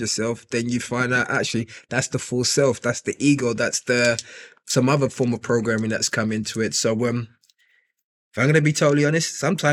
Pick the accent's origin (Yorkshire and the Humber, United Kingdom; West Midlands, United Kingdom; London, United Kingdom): London, United Kingdom; also born or lived in Nigeria; I grew up initially in East London